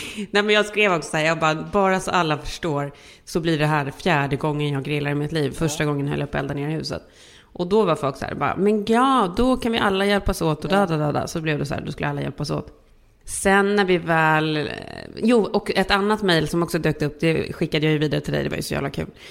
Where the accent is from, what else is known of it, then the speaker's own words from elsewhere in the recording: Sweden; now in California, United States; vi är ju svenskar